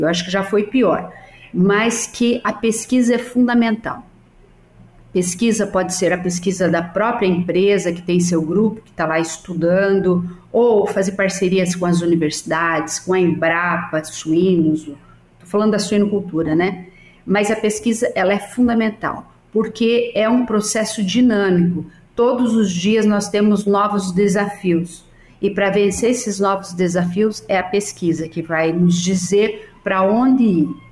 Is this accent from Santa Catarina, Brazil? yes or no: yes; Salto Veloso, Santa Catarina, Brazil; moved away; eu tenho meu tio que é agrônomo em Salto Veloso, é agrônomo da prefeitura, e meus primos que trabalham